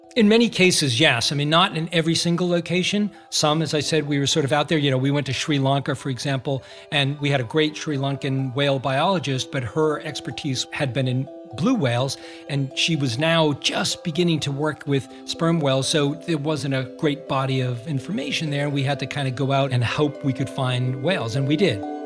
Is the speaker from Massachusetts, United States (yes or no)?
yes; Massachusetts, United States; I grew up in Massachusetts